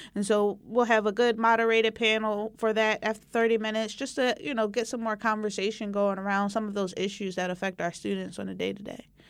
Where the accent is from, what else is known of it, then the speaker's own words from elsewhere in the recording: Philadelphia, Pennsylvania, United States; also born or lived in Poughkeepsie, New York / California; I grew up in the West Philadelphia area